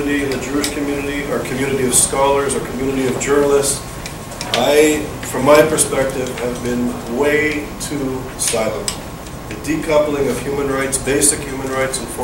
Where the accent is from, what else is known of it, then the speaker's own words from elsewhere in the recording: Canada; moved away; also born or lived in Israel; growing up in Canada